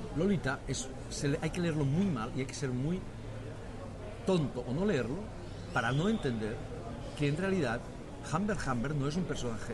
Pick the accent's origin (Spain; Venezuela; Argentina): Spain; now in Catalonia, Spain; los españoles también pensamos que no somos tan no somos buenos lectores